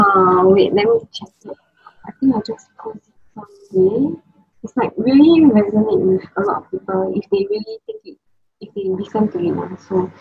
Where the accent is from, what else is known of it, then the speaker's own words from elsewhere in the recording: Singapore; I'm from Singapore and I'm able to like, interview lots of amazing entrepreneurs all around the world